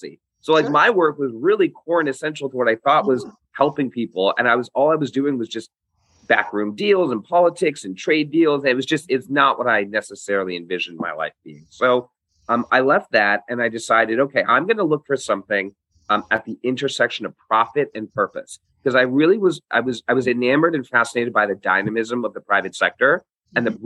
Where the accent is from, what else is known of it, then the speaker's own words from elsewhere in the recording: London, United Kingdom; moved away; also born or lived in Hong Kong; I grew up in Hong Kong for the first couple of years of my life, and then moved to the United Kingdom, to London, where I lived for almost 10 years